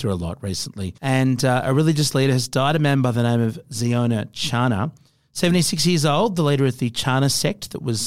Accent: United Kingdom; now in Australia; I'm British

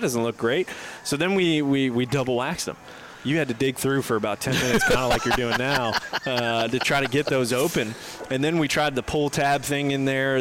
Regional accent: Fort Lauderdale, Florida, United States; also born or lived in north of Atlanta, Georgia; now in Atlanta, United States; I'm originally from Fort Lauderdale, living up here now in, in a little bit north of Atlanta, Georgia.

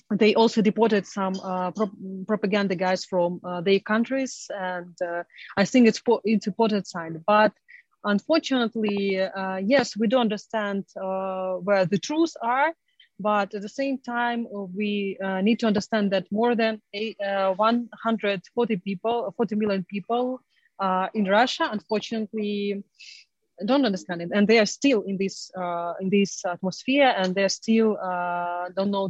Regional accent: Crimea, Ukraine; moved away; I'm originally from Crimea and I'm Crimean Tatar

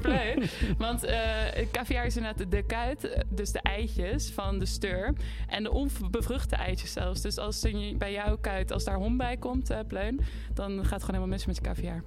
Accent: Nijmegen, Gelderland, Netherlands; Ik kom uit Nijmegen

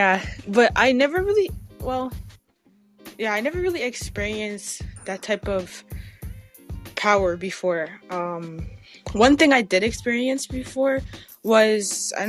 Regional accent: Toronto, Ontario, Canada; I'm from Toronto, city life.

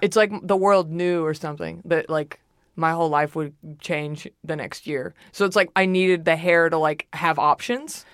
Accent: Dallas, Texas, United States; I'm from Dallas.

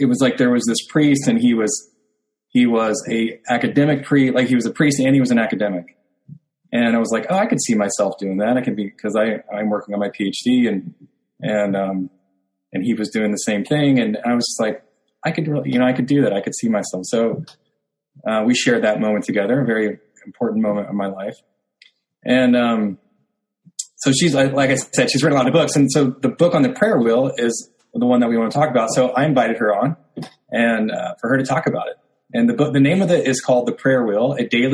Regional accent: Oklahoma City, Oklahoma, United States; my hometown in Oklahoma City

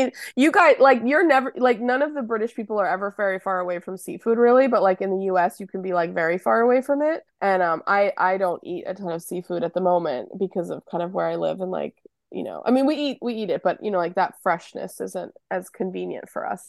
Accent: Boston, Massachusetts, United States; we grew up in Boston

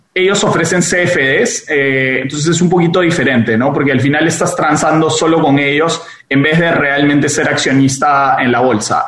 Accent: Peru; yo siendo peruano

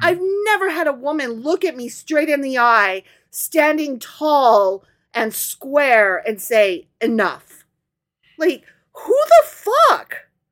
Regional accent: Midwest, United States; accent: Midwestern

